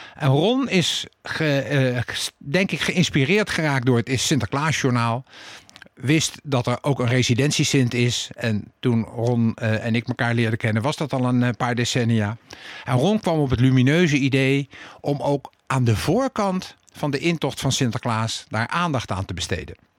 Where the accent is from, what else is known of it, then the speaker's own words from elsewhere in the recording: The Hague, South Holland, Netherlands; toen ik vijf jaar was en in eh, de Cornelis Jolstraat woonde